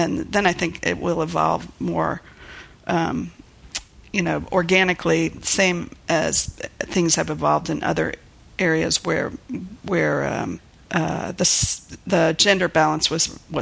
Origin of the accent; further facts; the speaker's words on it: Miami, Florida, United States; also born or lived in New York City / Chapel Hill, North Carolina / Princeton; now in Portland, United States; I grew up in Miami, Florida.